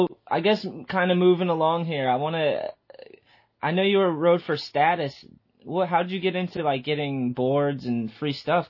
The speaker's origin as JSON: {"language": "English", "area": "East Coast", "region": "New Hampshire", "country": "United States", "tie": "born or raised there", "moved": "yes", "said": "When I was growing up in the East Coast, I think I lived in New Hampshire."}